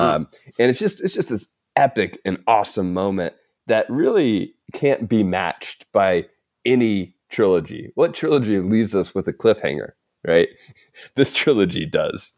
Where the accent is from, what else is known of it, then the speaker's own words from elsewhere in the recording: the South, United States; accent: Southern; I could butcher a Southern accent because I'm from the South.